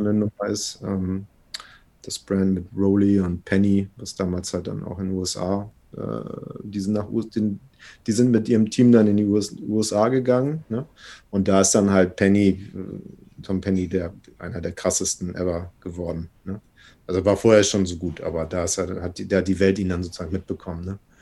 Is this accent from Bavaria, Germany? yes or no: no; Hamburg, Germany; geboren hier in Hamburg von einer schwedischen Mama und einem deutschen